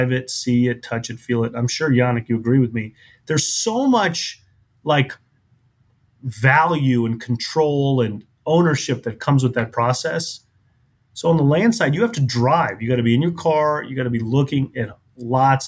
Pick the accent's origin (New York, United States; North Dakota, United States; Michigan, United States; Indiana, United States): Indiana, United States; Indianapolis; also born or lived in Cincinnati, Ohio; now in Tampa, United States; I grew up in Indianapolis, which is a great city, but it's a Midwestern town. Moved to Cincinnati. And then from Cincinnati, moved to Tampa, Florida.